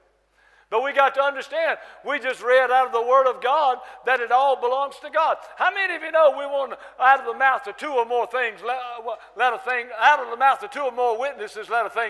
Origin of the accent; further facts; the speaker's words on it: North Carolina, United States; I'm from North Carolina, United States of America, North Carolina, from the South. Your pastor and I talk a lot alike. We say y'all